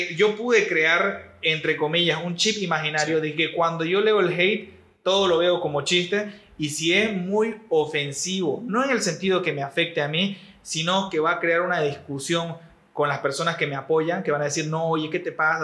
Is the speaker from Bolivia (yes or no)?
yes; Bolivia; todos somos bolivianos